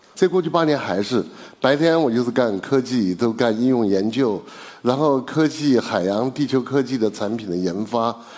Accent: Chengdu, Sichuan, China; 因为我是成都人嘛

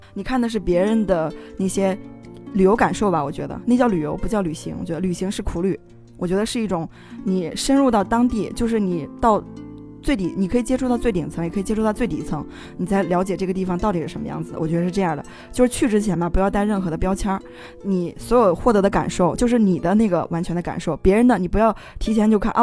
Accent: Beijing, China; moved away as an adult; also born or lived in Anhui; now in Tengchong, China; 在安徽出生，然后后来的时候，父母因为工作关系就是举家嗯。，然后迁到了北京

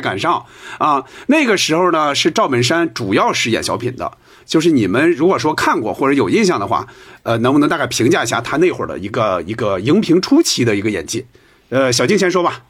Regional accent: Hebei, China; 我们老家河北

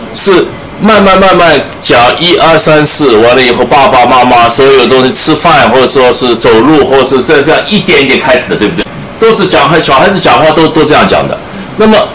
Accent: Shanghai, China; moved away as an adult; now in United States; 我出生在上海，这是我的故乡

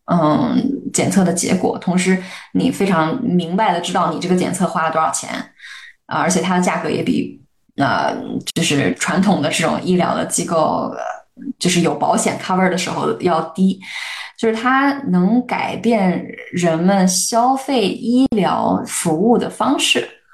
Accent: a small city in Shandong, China; moved away as an adult; also born or lived in United States; 我一个在 山东小城市长大， 然后还经历过高考，虽然我我在美国念的大学的这样的一个人

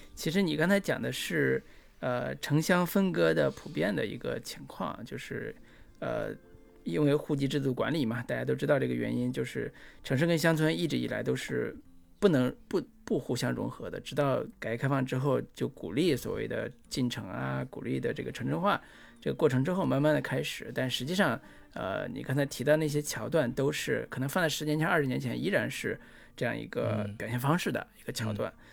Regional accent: Mianchi, Henan, China; 三门峡，那就是我的家乡啊，那是。就是我，里边儿三门峡那个牌子上，左边儿渑池，右边儿坡头，渑池就是我的故乡啊

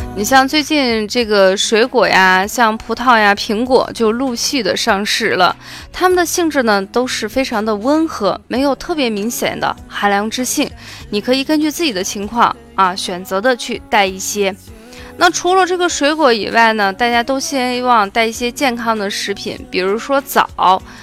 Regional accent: Shaanxi, China; 作为陕西人

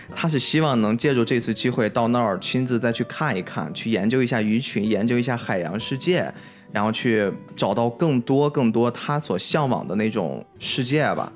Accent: Qingdao, Shandong, China; 咱们都是属于海边长大的孩子嘛，嗯。青岛就靠海

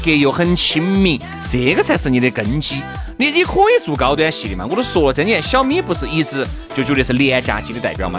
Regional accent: China; 作为一个中国人

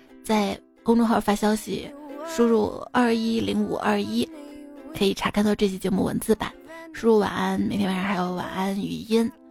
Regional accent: Shaanxi, China; 我们陕西这边的，嗯，冰封。

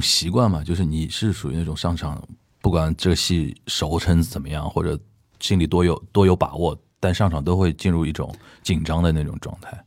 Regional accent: Anhui, China; now in Beijing, China; 我安徽人

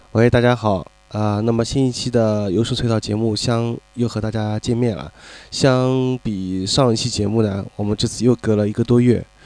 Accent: Shanghai, China; 因为出生，呃，从小就生活在这边了，所以可能确实是更习，呃，如果长久的话，可能更，还是更习惯于这边，而且包括还就是上海话，啊，很，很久不说的话，总觉得有点憋得慌

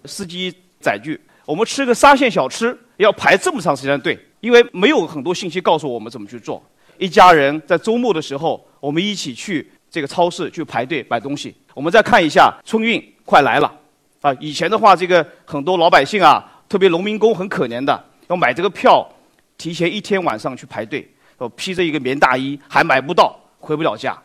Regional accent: China; 大家知道食品安全一直是我们中国人非常关心的话题

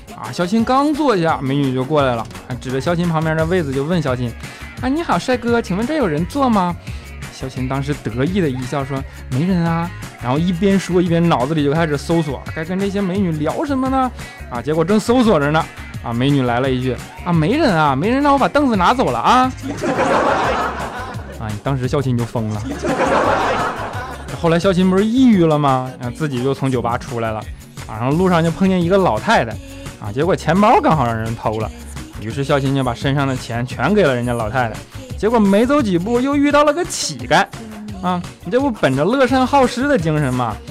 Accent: Northeast China, China; moved away; 东北你也知道，冻得我大鼻涕直流啊

